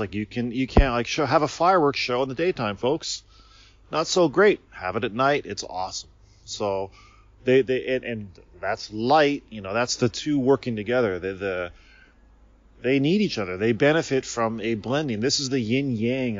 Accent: United States; moved away as an adult; now in Japan; I grew up in America

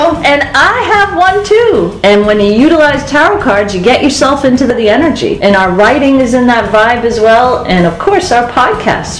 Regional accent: Boston, Massachusetts, United States; we're from Boston

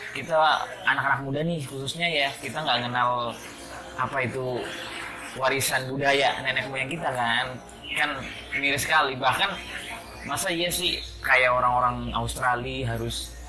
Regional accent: Bumiayu, Central Java, Indonesia; Ya mungkin saya sendiri ini sebagai orang Bumi Ayu, warga Bumi Ayu, lahir di Bumi Ayu, tapi saya nggak kenal seni Bumi Ayu

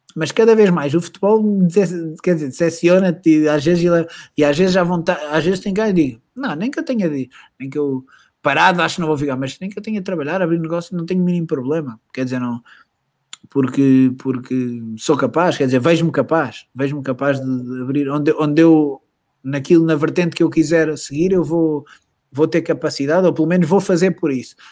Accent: Portugal; moved away as an adult; also born or lived in Madrid; sou português

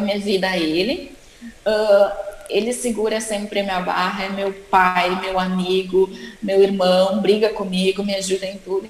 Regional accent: Caxias do Sul, Rio Grande do Sul, Brazil; moved away; Eu venho de, eu venho de Caxias do Sul, que é muito frio

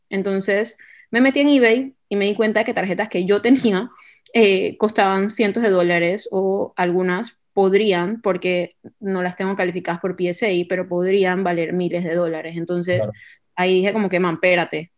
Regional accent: Panama; tengo 28 años, soy de Panamá

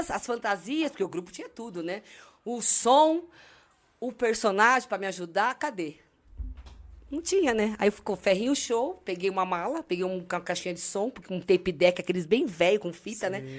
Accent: Santos, São Paulo, Brazil; Eu nasci em Santos. É, eu sou santista

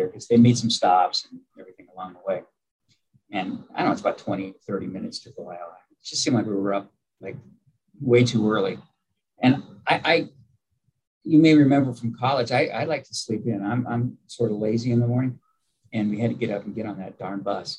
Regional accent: Fairfield, California, United States; now in Amarillo, United States; I grew up in Fairfield, which, as you know, is between San Francisco and Sacramento

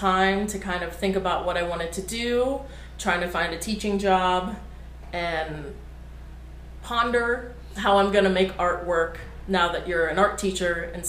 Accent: Cincinnati, Ohio, United States; also born or lived in Kent, Ohio; I was born and raised in Cincinnati.

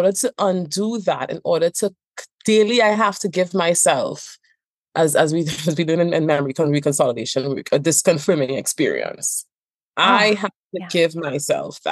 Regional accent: Trinidad & Tobago; I also have this accent. I am from Trinidad and Tobago

